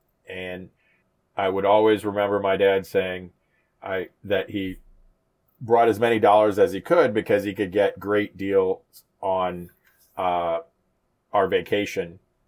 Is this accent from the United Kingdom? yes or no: no; Jamaica; moved away; also born or lived in United States; I was born in Jamaica many years ago. My dad was an exec at Esso, or Exxon for many. And my mom was a home economics teacher